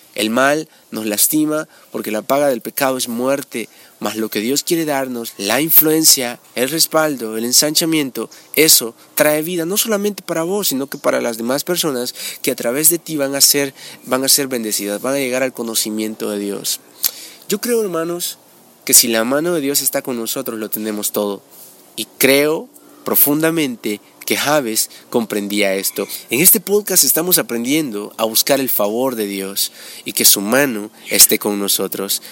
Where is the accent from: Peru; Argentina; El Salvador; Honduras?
El Salvador; en mi país, El Salvador